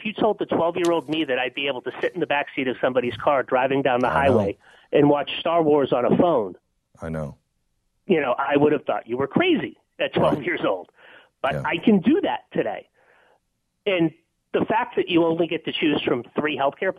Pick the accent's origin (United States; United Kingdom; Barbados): United States; Lowell, Massachusetts; I grew up in Lowell, Massachusetts, old mill town, right? And my mom worked a manufacturing job until just when I got into college.